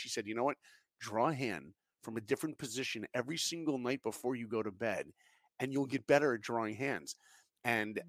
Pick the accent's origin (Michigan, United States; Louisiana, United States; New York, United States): New York, United States; I grew up in New York. I didn't grow up in Hollywood